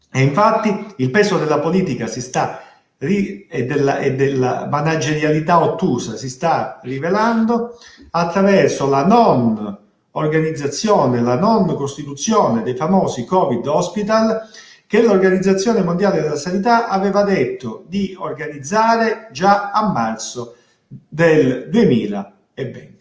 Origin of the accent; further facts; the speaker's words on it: Calabria, Italy; also born or lived in Rome; io come molti calabresi ho avuto la fortuna e la possibilità di andare a studiare fuori, io sono laureato a Roma, ma ho avuto anche la fortuna ancora più grande di avere la possibilità di rientrare nella mia terra